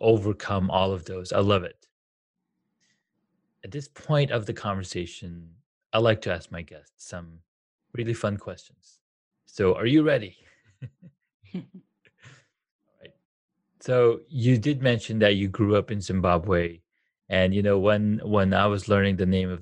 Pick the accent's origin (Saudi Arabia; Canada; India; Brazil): Saudi Arabia; now in United States; I grew up in Saudi Arabia